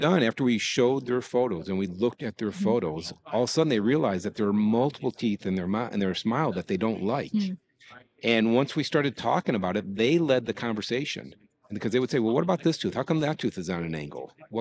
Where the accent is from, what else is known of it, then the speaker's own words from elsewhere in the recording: Detroit, Michigan, United States; I grew up in Detroit